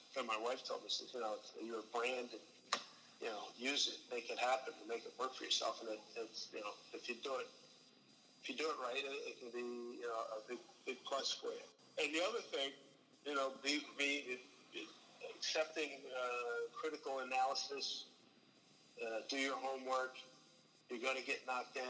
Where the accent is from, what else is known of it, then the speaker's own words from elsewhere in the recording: Philadelphia, Pennsylvania, United States; growing up in Philly